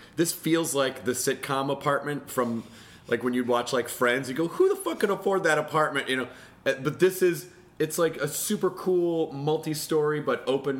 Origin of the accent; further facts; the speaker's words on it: Memphis, Tennessee, United States; But I grew up in Memphis, right when... Wrestling became it was just about to make the transition from local public access is what it looked like.